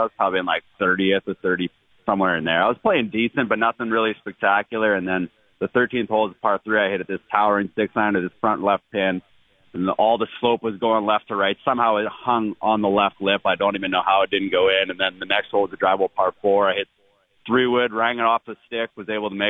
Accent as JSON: {"language": "English", "country": "Canada", "said": "yeah, I know, but I grew up wearing a toque all the time"}